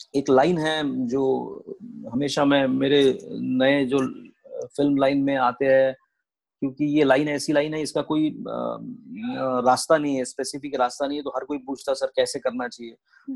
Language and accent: Hindi; Paratwada, Maharashtra, India; also born or lived in Amravati; मेरा जन्म वहीं पे हुआ परतवाड़ा में और मेरी स्कूलिंग फिर मेरा जूनियर कॉलेज और अमरावती में